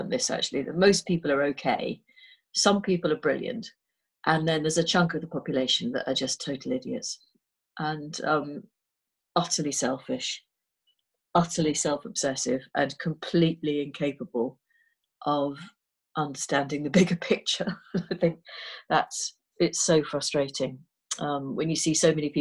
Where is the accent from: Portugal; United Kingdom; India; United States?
United Kingdom; Liverpool, North West England; moved away as an adult; I grew up in Liverpool